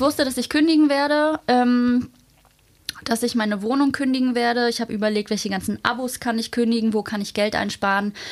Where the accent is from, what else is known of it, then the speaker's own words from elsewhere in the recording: Hamburg, Germany; also born or lived in Magdeburg; ich komme ja eigentlich aus Hamburg